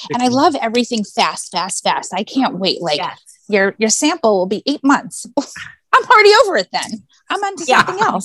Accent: La Jolla, California, United States; now in New York City, United States; I grew up in uh, a place called La Jolla, California.

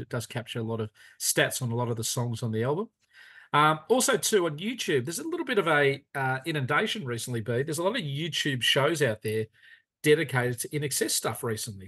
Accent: Australia; growing up in Australia

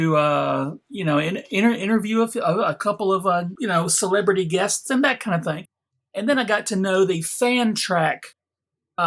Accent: Alabama, United States; went to work for these dudes in my home state of Alabama

